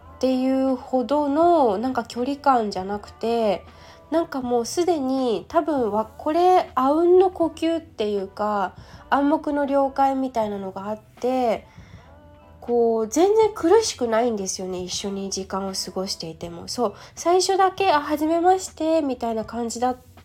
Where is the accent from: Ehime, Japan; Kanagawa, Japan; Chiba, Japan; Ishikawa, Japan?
Kanagawa, Japan; Yokohama; 地元横浜に戻る